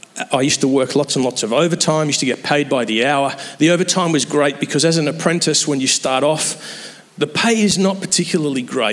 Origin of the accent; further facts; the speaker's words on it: England, United Kingdom; moved away; I'm an Englishman